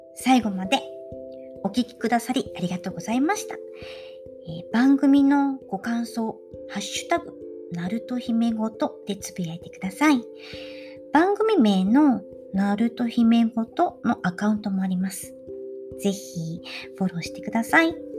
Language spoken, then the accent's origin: Japanese; Japan; also born or lived in Italy; 自分が日本人である